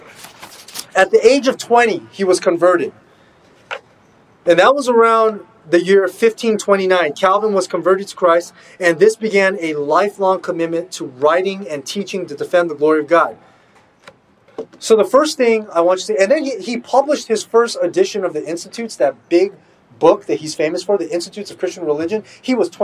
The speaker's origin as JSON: {"language": "English", "country": "United States", "said": "I'm American"}